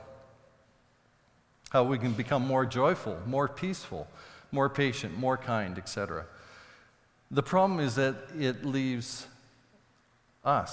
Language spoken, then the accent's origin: English; Saskatoon, Saskatchewan, Canada; when I grew up in Saskatoon, we had a large crabapple tree in the backyard